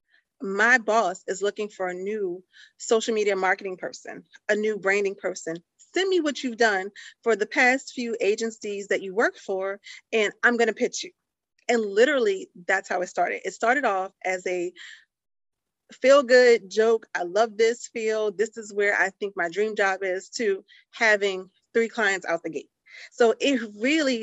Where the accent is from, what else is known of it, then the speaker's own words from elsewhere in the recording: New Orleans, Louisiana, United States; moved away; growing up in New Orleans